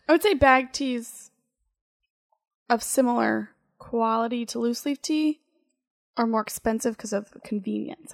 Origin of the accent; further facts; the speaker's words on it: Central Ohio, United States; I'm from Central Ohio